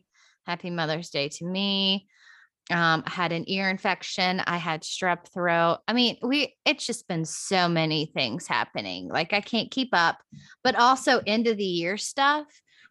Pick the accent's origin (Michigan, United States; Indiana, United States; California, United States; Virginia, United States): Virginia, United States; now in Nashville, United States; I was born in Virginia.